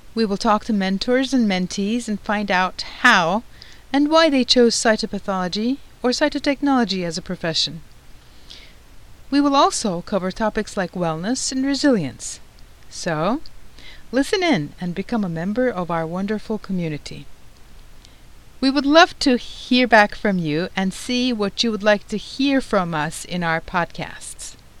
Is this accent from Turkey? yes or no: yes; Turkey; moved away as an adult; also born or lived in Istanbul; I'm originally from Turkey and I went to medical school, Marmara University School of Medicine, in Istanbul